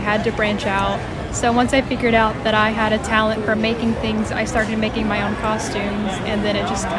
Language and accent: English; Chattanooga, Tennessee, United States; I'm from Chattanooga, Tennessee.